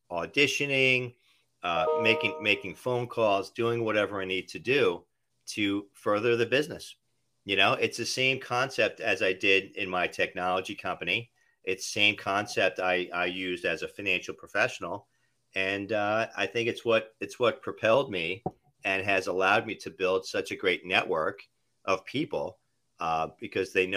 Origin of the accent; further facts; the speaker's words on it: New Jersey, United States; moved away as an adult; also born or lived in New York City; now in Florida, United States; born and raised in New Jersey